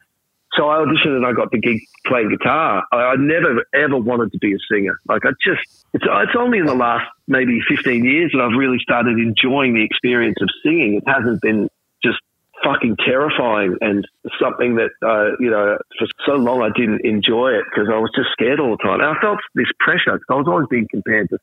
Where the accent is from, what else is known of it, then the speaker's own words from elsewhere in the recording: Traralgon, Victoria, Australia; I grew up in Traralgon in Gippsland